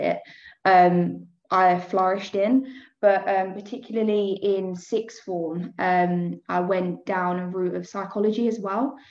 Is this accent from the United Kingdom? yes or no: yes; Essex, East of England, United Kingdom; I was born in Essex. I'm still living here now